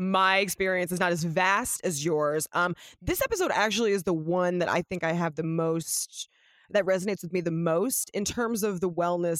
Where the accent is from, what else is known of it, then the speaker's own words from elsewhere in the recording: Los Angeles, California, United States; I grew up here in Los Angeles